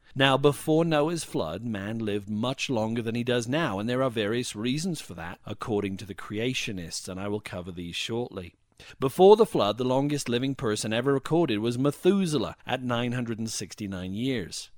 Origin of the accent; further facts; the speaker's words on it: Wales, United Kingdom; when I was growing up in Wales